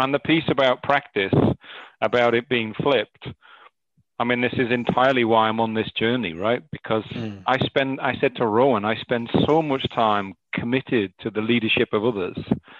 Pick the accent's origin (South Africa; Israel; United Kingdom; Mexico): United Kingdom; North East England; accent: Northern; moved away; I've been away from my native Northeast for 20 years, you know, my accent, my Northern accent comes and goes